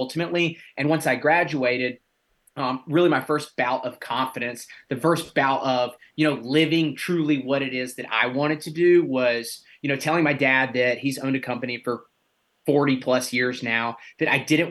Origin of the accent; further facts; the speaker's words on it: Alabama, United States; moved away as an adult; also born or lived in West Virginia; I'm originally from Alabama